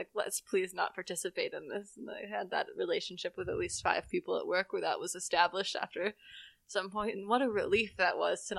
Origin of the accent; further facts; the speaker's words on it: Philadelphia, Pennsylvania, United States; How do you know I'm from Philadelphia?